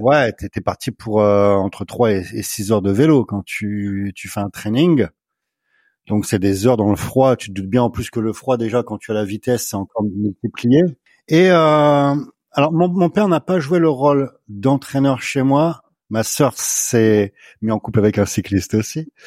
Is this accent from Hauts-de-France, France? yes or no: yes; Somme, Picardy, Hauts-de-France, France; je suis originaire de la Somme, des Hauts-de-France, la Picardie, donc.